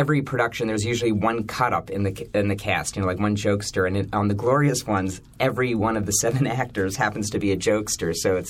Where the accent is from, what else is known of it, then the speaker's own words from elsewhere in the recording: Pittsburgh, Pennsylvania, United States; my hometown of Pittsburgh